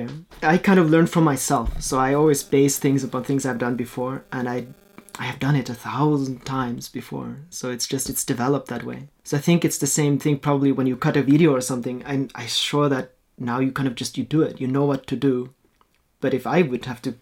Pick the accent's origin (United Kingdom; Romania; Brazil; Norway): Norway; first language Norwegian; English is a second language; also born or lived in Austria / Australia / Germany; I was born in Austria, but we moved here when I was 4 to Norway, and then I lived here until I was 19. So I grew up in Norway.